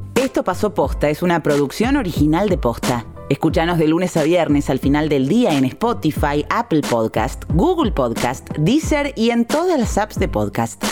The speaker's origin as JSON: {"language": "Spanish", "country": "Argentina", "said": "como argentinos"}